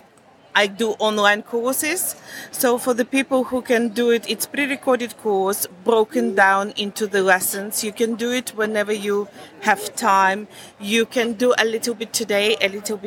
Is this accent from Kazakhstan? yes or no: yes; Kazakhstan; English is a second language; moved away as an adult; also born or lived in Germany; now in Loughborough, United Kingdom; I'm Russian German from Kazakhstan.